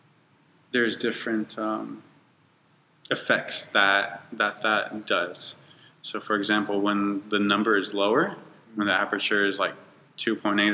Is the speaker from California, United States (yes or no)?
yes; Bakersfield, California, United States; I was born and raised in Bakersfield